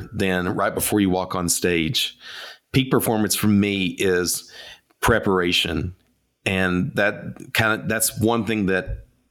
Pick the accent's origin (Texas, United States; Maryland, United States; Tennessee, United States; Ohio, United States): Tennessee, United States; East; also born or lived in Nashville, Tennessee; I grew up in East Tennessee, and I grew up in a music family. Moved to Nashville in 1994